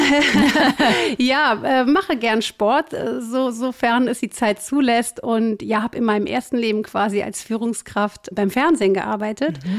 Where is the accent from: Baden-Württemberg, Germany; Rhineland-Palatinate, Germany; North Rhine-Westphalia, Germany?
North Rhine-Westphalia, Germany; Cologne; Also ich bin 46, ich komme aus Köln, ich bin Business Coach und Trainerin.